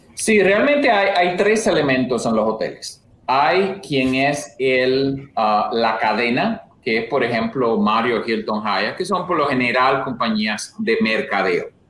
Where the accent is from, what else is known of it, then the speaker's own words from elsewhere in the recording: La Vega, Dominican Republic; moved away as an adult; also born or lived in Santo Domingo, Dominican Republic / New Haven, Connecticut / Boston; now in United States; yo soy de realmente de República Dominicana, de La Vega